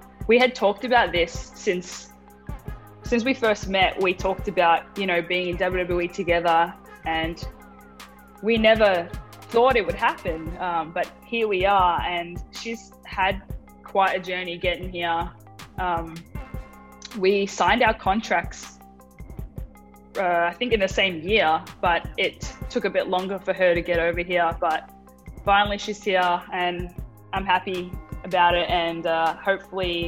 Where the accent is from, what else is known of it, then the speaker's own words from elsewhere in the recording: Melbourne, Victoria, Australia; accent: Australian; moved away as an adult; now in United States; being around Aussies, talking to Aussies makes me feel at home. I feel like it makes my accent come out more